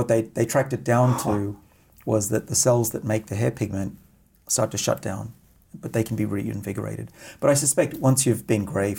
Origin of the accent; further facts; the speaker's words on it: Australia; moved away; I'm Australian after all.